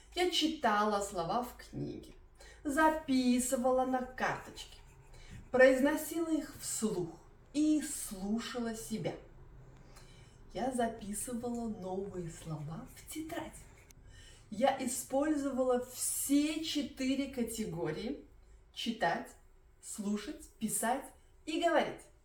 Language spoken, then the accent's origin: Russian; Belarus; first language Russian; moved away as an adult; now in Germany; Я из Белоруссии, поэтому я не была русской переселенкой